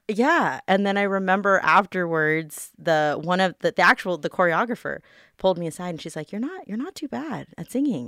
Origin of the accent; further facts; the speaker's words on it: Las Vegas, Nevada, United States; I'm born and raised here in Vegas